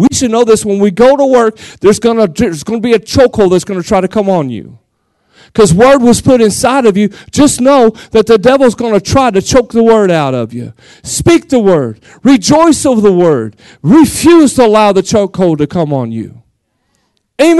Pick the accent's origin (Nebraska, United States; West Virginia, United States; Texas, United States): Texas, United States; Seminole; I'm from Seminole, 6,000 people.